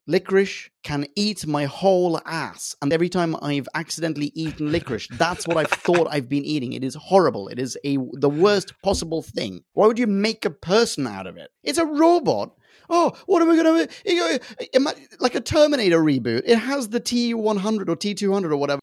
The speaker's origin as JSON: {"language": "English", "country": "Sweden", "tie": "born or raised there", "said": "I grew up in Sweden"}